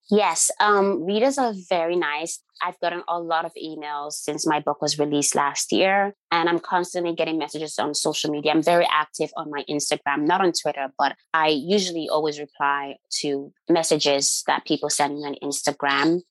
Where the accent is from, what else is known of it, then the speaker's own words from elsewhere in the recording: Nigeria; moved away; I don't live there. When I lived there, I was young